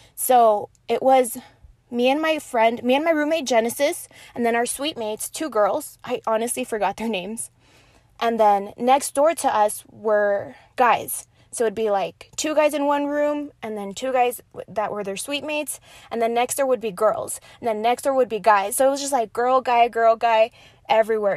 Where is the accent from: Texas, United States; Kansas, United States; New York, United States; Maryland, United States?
Texas, United States; Horizon City; also born or lived in Las Cruces, New Mexico; I grew up in Horizon City in El Paso